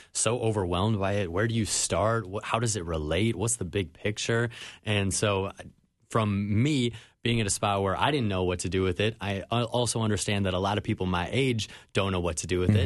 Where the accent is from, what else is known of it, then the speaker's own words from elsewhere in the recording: Minnetonka, Minnesota, United States; now in Miami, United States; I grew up in Minnetonka.